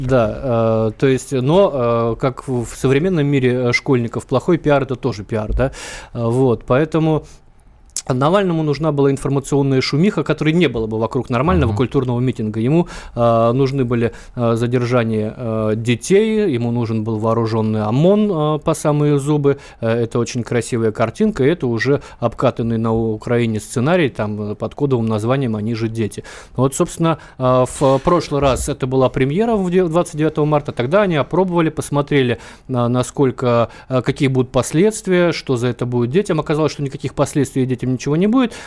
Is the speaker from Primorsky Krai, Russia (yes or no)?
yes; Vladivostok, Primorsky Krai, Russia; я вот в Владивостоке родился, э, я, я из Азии